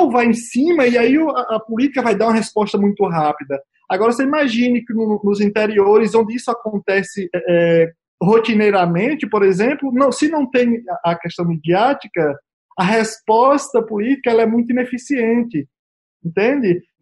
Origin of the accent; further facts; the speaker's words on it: Brazil; nós somos brasileiros, nós temos memórias, memória curta.